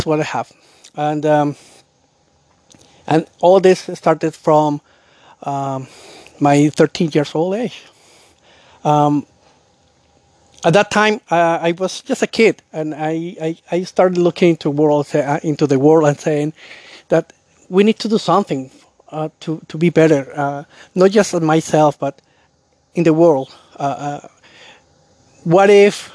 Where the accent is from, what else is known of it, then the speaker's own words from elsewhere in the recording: Colombia; now in Canada; I'm from Colombia, and now I live in Canada. So at that time, I was living in Colombia